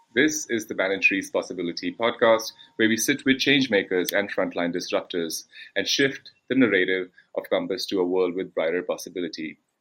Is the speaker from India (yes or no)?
yes; India; I come from India